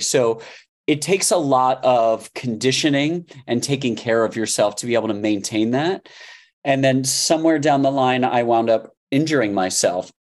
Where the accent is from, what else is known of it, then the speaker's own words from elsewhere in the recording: Miami, Florida, United States; I grew up in Miami